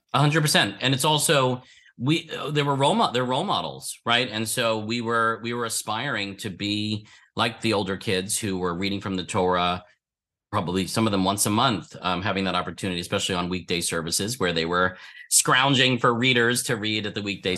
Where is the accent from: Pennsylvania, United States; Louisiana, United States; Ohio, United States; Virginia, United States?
Pennsylvania, United States; Philadelphia; I was born in Philadelphia and uh, was raised uh, in what would be considered a conservative Jewish household